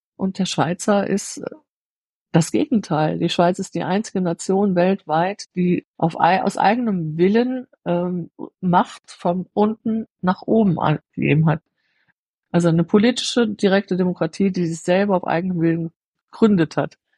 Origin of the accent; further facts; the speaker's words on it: Germany; moved away as an adult; now in Switzerland; ich als Deutsche